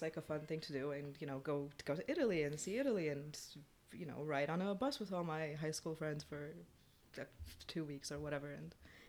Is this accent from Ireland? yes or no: no; Romania; now in Canada; I grew up in Romania